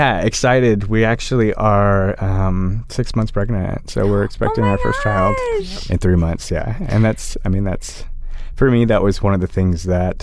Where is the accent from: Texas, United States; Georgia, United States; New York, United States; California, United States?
Texas, United States; Austin; growing up in Austin and just having people around me